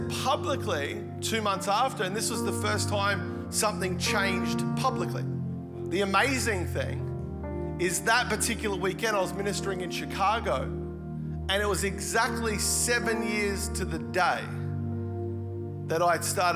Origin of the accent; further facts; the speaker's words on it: Melbourne, Victoria, Australia; moved away as an adult; also born or lived in Gold Coast; I actually grew up here in Melbourne